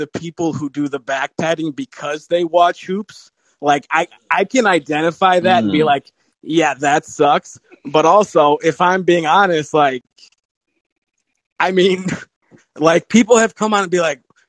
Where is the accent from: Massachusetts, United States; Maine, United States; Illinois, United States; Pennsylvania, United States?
Illinois, United States; Chicago; accent: Chicago; My dad's from Chicago. I was born in Chicago. Grew up.